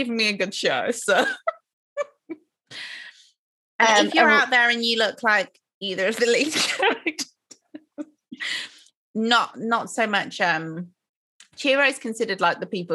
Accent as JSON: {"language": "English", "country": "Nigeria", "said": "I'm Nigerian"}